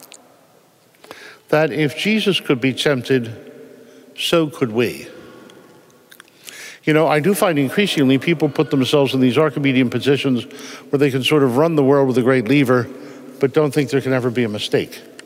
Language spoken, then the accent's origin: English; Philadelphia, Pennsylvania, United States; moved away; I'm from Philadelphia